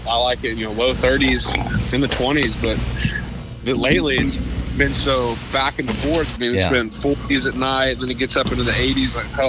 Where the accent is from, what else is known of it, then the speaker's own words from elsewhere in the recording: Dallas, Texas, United States; I was born and raised in Dallas, right smack dab in Dallas proper.